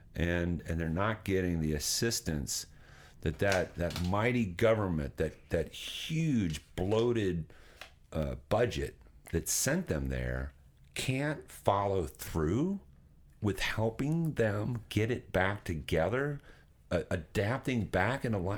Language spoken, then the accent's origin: English; Nashville, Tennessee, United States; moved away; I, I, was born and raised in Nashville, Tennessee